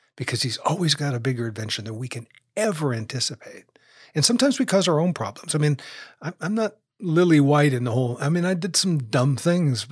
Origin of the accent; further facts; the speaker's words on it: United States; here in America just because we're American